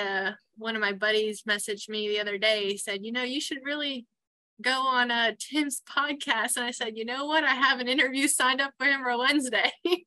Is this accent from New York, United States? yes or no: yes; Queens, New York, United States; Growing up in Queens was amazing. It was a small town, nothing like it is compared today.